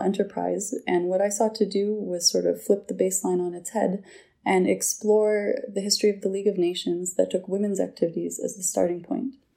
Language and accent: English; United States; moved away as an adult; now in Geneva, Switzerland; I'm an American national.